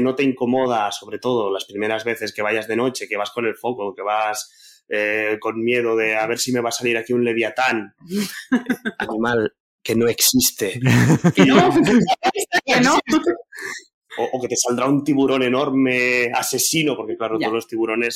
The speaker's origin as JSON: {"language": "Spanish", "town": "Barcelona", "region": "Catalonia", "country": "Spain", "said": "yo soy del centro de Barcelona"}